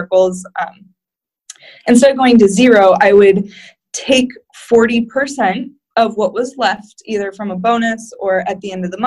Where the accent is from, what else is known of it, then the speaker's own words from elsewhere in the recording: Davenport, Iowa, United States; moved away; also born or lived in South County, Rhode Island; I'm from Davenport, Iowa